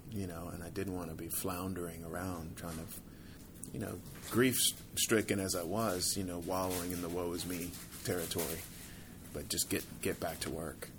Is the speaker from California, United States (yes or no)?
no; Fort Worth, Texas, United States; who I grew up with in Fort Worth